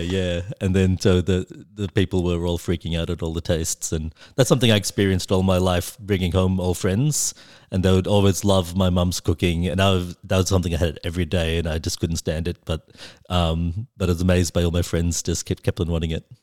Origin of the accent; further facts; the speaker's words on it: Wollongong, New South Wales, Australia; growing up in Wollongong.